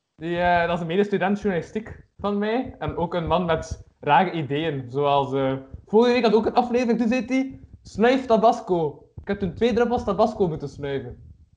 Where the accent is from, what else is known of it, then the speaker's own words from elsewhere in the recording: Kortrijk, Flanders, Belgium; ik ben van Kortrijk